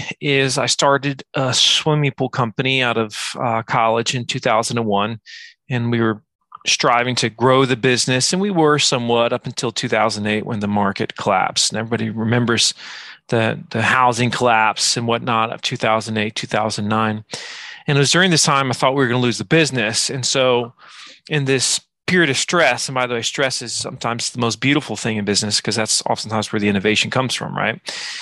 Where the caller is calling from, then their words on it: Virginia, United States; From Virginia, the edge of the United States, I guess.